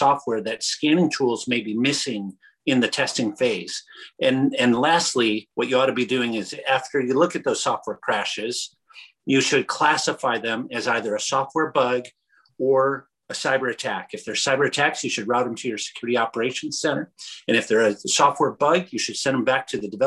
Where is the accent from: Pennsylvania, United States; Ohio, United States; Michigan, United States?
Michigan, United States; growing up in Michigan